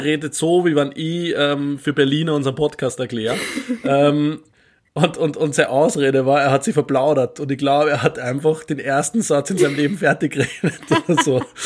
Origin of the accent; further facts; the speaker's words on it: Austria; Bei uns in Österreich